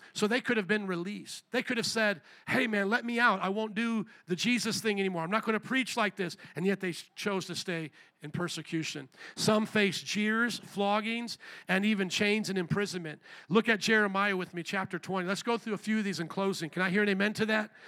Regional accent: near Fort Wayne, Indiana, United States; moved away; Fort Wayne, Indiana, in about 10 minutes outside of where I grew up

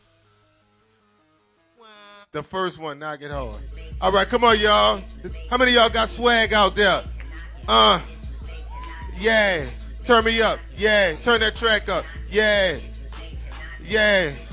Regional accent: New Orleans, Louisiana, United States; I came all the way from New Orleans, and one of the things we say in New Orleans, we say wine

